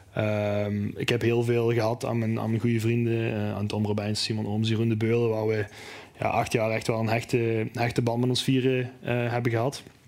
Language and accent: Dutch; Neerpelt, Flanders, Belgium; Ik ben zelf eh, geboren en getogen in Neerpelt